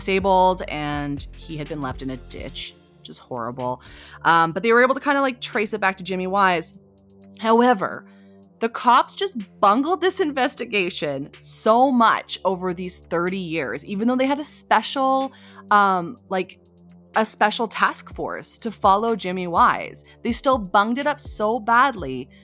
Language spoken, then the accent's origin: English; Morewood, Ontario, Canada; a girl that I grew up with from Morwood